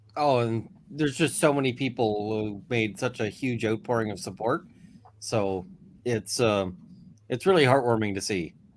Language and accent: English; Canada; as a Canadian